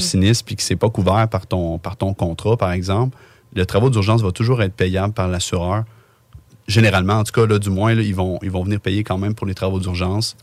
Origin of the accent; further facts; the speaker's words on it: Lévis, Quebec, Canada; on vient les deux de Lévis